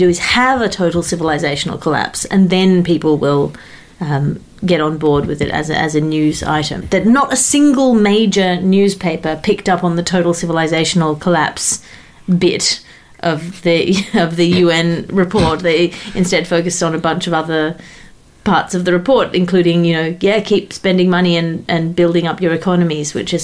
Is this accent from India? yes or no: no; Australia; As an Australian